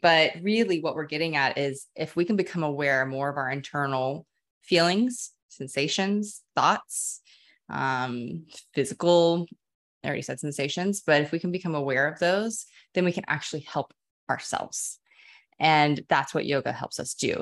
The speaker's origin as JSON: {"language": "English", "town": "Dallas", "region": "Texas", "country": "United States", "tie": "born or raised there", "lives_now": "Austin, United States", "said": "born and raised Texan. I grew up in Dallas"}